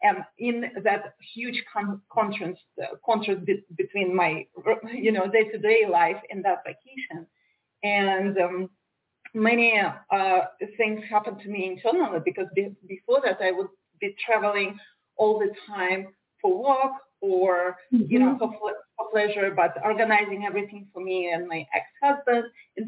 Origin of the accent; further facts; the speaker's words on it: Russia; moved away as an adult; also born or lived in Moldova / St. Petersburg, Russia / Moscow, Russia / New York, United States; now in Miami, United States; I was born in Moldavia. It's a former USSR country. And in the 1990s, when USSR was falling apart, we moved to a small town in Russia. And I never felt like I belonged there. It was a small rural area with a very narrow, for me, mindset.